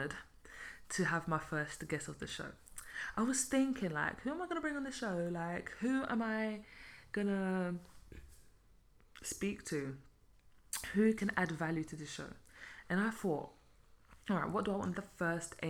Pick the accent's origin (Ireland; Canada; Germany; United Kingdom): United Kingdom; London; also born or lived in Belgium; now in Luxembourg; I was born and raised in London.